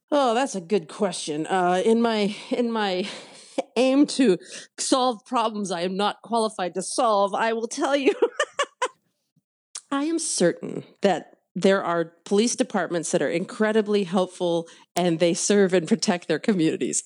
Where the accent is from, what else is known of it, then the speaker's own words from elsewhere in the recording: Houston, Texas, United States; moved away; growing up in West Houston